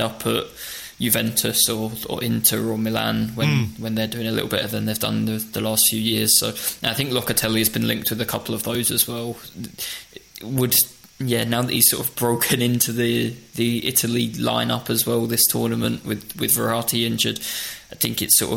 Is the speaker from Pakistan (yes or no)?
no; England, United Kingdom; as an Englishman